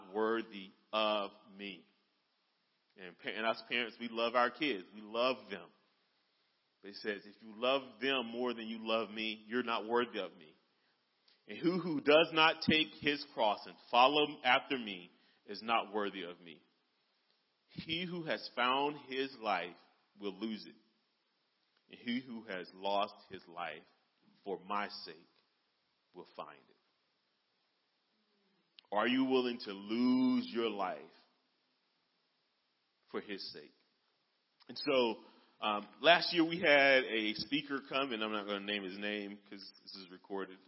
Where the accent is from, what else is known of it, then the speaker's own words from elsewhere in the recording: United States; as American Christians